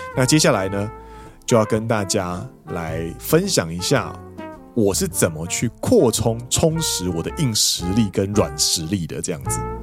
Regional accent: Taiwan; moved away as an adult; now in Japan; 我们都是台湾人在日本先学日文之后再过来上班

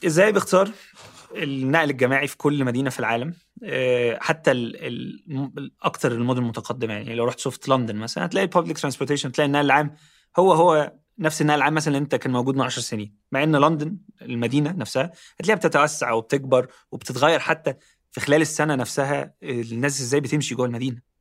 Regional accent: Ismailia, Ismailia Governorate, Egypt; moved away; also born or lived in Cairo; انا اصلا مش من القاهره يعني انا اصلا من من محافظه جنب القاهره اسمها اسماعيليه

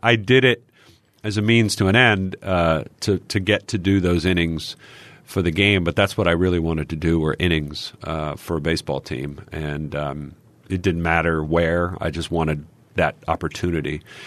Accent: Texas, United States; moved away as an adult; now in Philadelphia, United States; growing up in Texas

